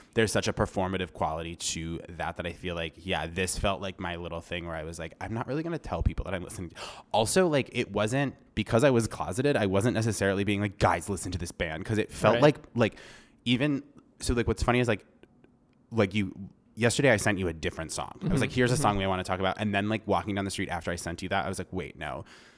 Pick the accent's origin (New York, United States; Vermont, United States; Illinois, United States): Vermont, United States; also born or lived in Rhode Island; I was born in Rhode Island and I moved to Vermont when I was like six. And it was like moving from a somewhat like suburban metropolitan area into like a incredibly rural area at a very young age.